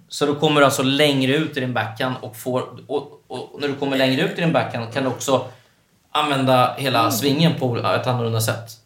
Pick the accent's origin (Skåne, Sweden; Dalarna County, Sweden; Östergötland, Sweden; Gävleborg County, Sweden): Östergötland, Sweden; moved away as an adult; now in Stockholm, Sweden; jag är uppväxt i Östergötland